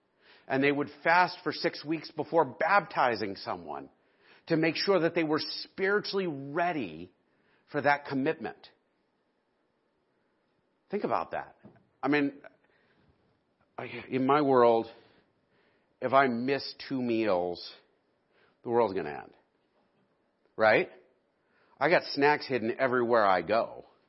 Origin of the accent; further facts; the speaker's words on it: Texas, United States; I am a Montanan. Or actually, I should say, I am a Texan, right? Because Texans are all about their identity. I am from Texas.